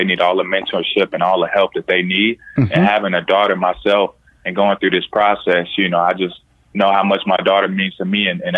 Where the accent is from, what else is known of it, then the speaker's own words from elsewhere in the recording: Indiana, United States; Born and raised in Indiana, yeah.